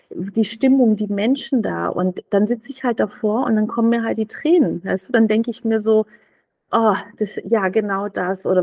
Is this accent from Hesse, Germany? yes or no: no; Berlin, Germany; Ich war Berlinerin und fertig.